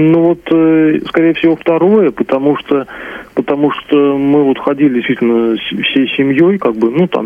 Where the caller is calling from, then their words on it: Elektrostal, Moscow Oblast, Russia; вот я из Электростали города Московской области